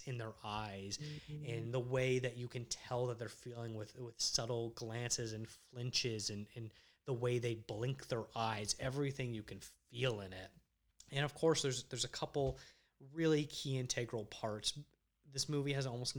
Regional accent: Canada; also born or lived in Toronto; a Canadian filmmaker

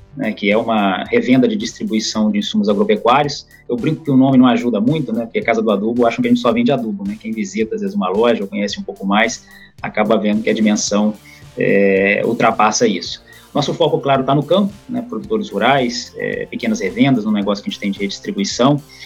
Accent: Vitória, Espírito Santo, Brazil; also born or lived in São Paulo; Sou capixaba, nasci em Vitória, tenho 38 anos

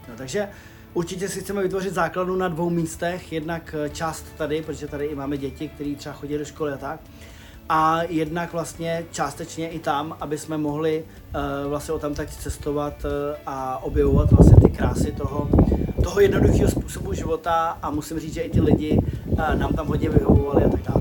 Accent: Czechia; jsme z Čech

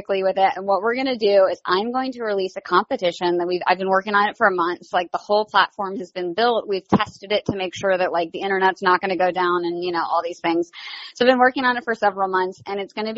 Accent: the South, United States; I'm from the South

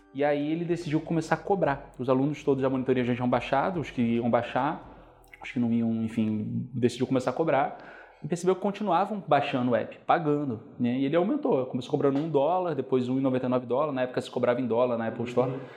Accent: Niterói, Rio de Janeiro, Brazil; Eu sou de Niterói originalmente, né? Fui como um bom niteroense, estudar na UF, é, isso foi uma coisa que muito importante para mim, que eu queria ficar perto de casa

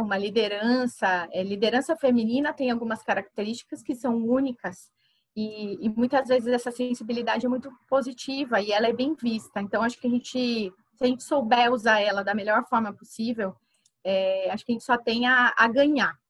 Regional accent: Campinas, São Paulo, Brazil; also born or lived in Santa Rita do Passa Quatro; eu só nasci lá e passava as minhas férias no, no sítio do meu avô, mas a minha vida inteira foi construída em Campinas. Então eu fiz todas as minhas escolas foram lá

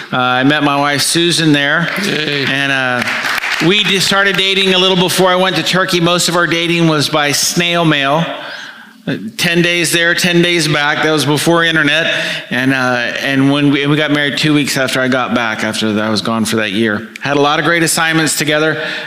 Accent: Miami, Florida, United States; also born or lived in Alabama; So we came down to Miami while he was gone. I went to West Miami Junior High, which is middle school now. Then I went to Coral Park Senior High School, and at the age of 16, I met Christ.

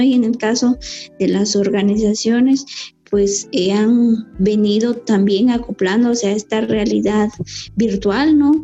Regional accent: Cajolá, Quetzaltenango, Guatemala; soy Mayamam de Cajola Quetzaltenango

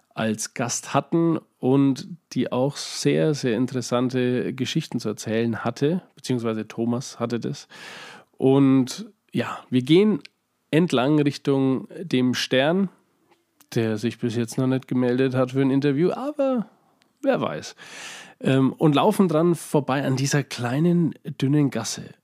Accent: Schwabach, Bavaria, Germany; ich bin in Schwabach aufgewachsen

